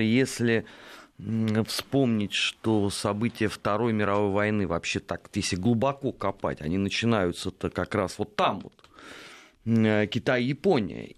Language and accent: Russian; Moscow, Russia; я как бы коренной москвич